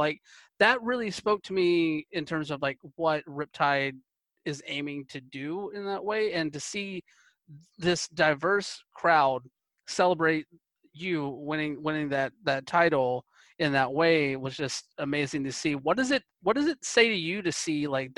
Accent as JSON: {"language": "English", "region": "the South", "country": "United States", "tie": "born or raised there", "moved": "yes", "lives_now": "Portland, United States", "said": "where I grew up in the South"}